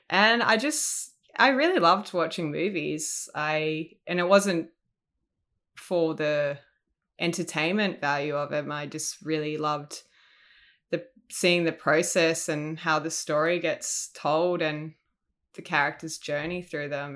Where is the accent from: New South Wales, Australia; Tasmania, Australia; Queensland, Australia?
New South Wales, Australia; Sydney; moved away as an adult; now in Melbourne, Australia; I grew up in Sydney. I, uh, recently moved to Melbourne back in April of this year.